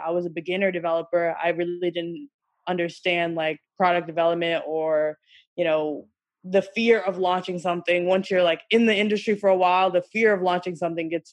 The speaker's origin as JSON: {"language": "English", "region": "New York", "country": "United States", "said": "I'm from New York originally"}